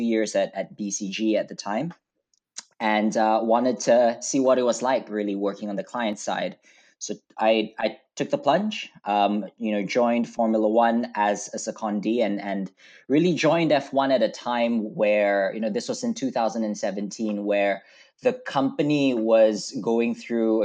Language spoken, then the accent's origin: English; Malaysia; moved away as an adult; now in United Kingdom; I grew up in Malaysia, so I'm a Malaysian boy. I came over to the UK for university